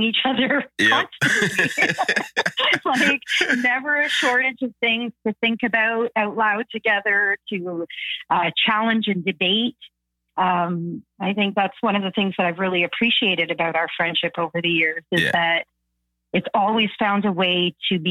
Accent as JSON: {"language": "English", "town": "Toronto", "region": "Ontario", "country": "Canada", "tie": "born or raised there", "also_born_or_lived": "Thunder Bay", "said": "the majority of my childhood was here in Toronto, mm-hmm. Different parts of Toronto. We moved around a lot"}